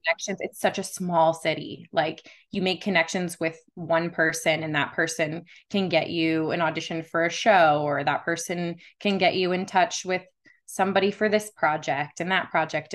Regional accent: Las Vegas, Nevada, United States; I was born and raised here in Las Vegas

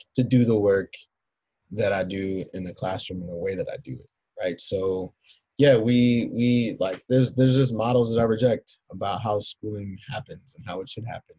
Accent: Philadelphia, Pennsylvania, United States; now in Evanston, United States; I'm a Philadelphian.

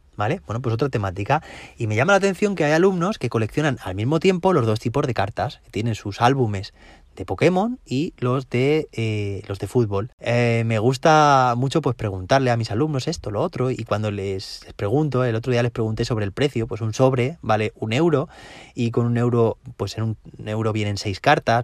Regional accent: Valencian Community, Spain; Aquí, de donde yo soy, donde yo trabajo, en la comunidad valenciana

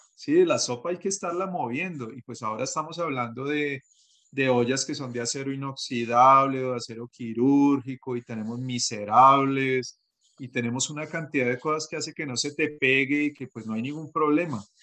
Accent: Bogotá, Colombia; yo soy bogotano

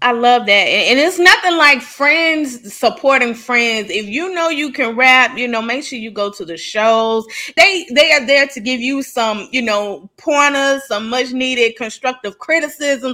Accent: the South, United States; growing up in the South

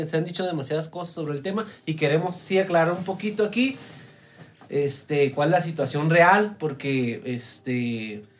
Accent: Mexico; aquí en México

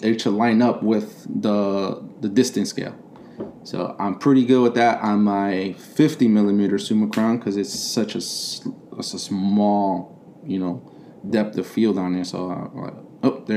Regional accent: Chicago, Illinois, United States; moved away; also born or lived in Okinawa; I was born and raised in Chicago, in the city, not in the suburbs

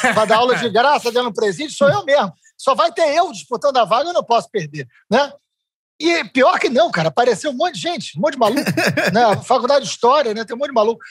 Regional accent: Niterói, Rio de Janeiro, Brazil; eu sou de Niterói ah. e eu, eu nasci, eu vivi até os 40 anos de idade

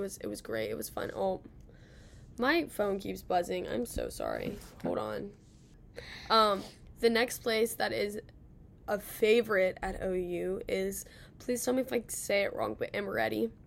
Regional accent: Cincinnati, Ohio, United States; now in Athens, United States; I'm from Cincinnati

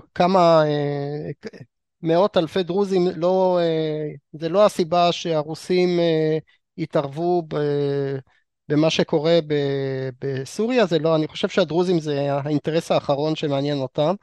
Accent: Israel; אותנו כישראלים

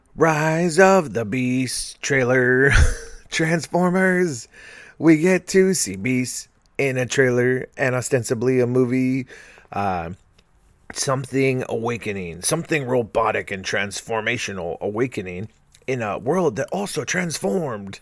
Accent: California, United States; I'm from California

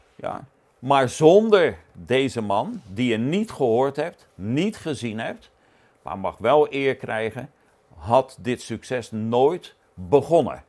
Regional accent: Netherlands; als Nederlander

